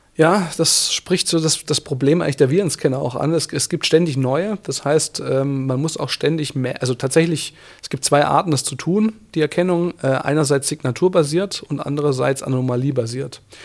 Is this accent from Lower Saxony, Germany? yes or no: no; Swabian Jura, Baden-Württemberg, Germany; now in Bavaria, Germany; ich bin ja auf der Schwäbischen Alb aufgewachsen, auf einem kleinen Dorf